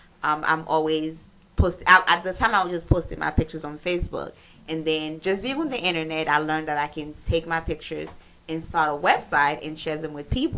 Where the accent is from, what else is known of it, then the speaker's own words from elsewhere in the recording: Pétion-Ville, Ouest, Haiti; also born or lived in Miami; now in Atlanta, United States; pretty much, I'm from Haiti. I was born in Port-au-Prince, Pétionville. Okay. Haiti, born and raised.